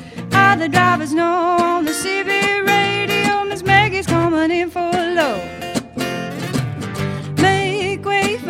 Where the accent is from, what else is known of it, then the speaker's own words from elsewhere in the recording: Parry Sound, Ontario, Canada; also born or lived in Rochester, United States; Yeah, so I had hometowns in both places, and so I grew up in a city environment in the United States, and I grew up in northern rural Ontario.